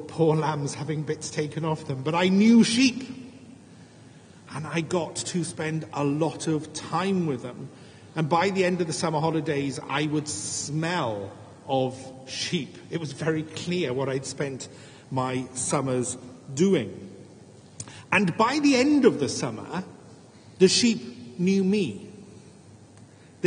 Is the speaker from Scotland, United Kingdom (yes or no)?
no; Wales, United Kingdom; as a Welshman